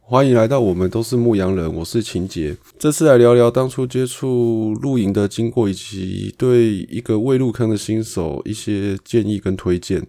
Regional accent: Taipei, Taiwan; 我是台北人嘛

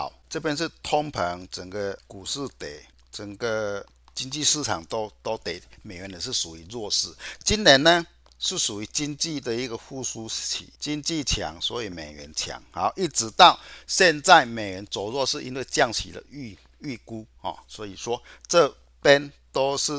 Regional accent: Chiayi, Taiwan; 各位，我是金钱报的现场朋友，大家好，

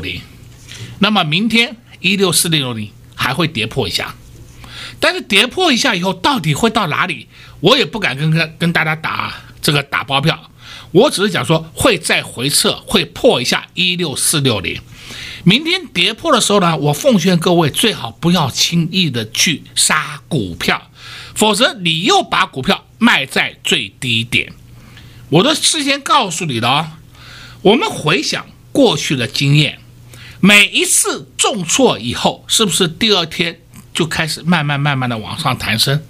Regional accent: Taiwan; 我们台湾人民的善心真的很可贵

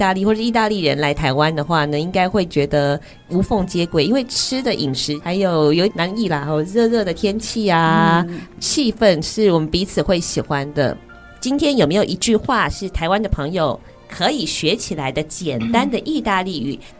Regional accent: Indonesia; 哎，就像我们印尼也有很多的朋友，有时候这个爪哇岛的语言可能跟加里曼丹的语言不一定一样，呈现出这个地方可爱之处。

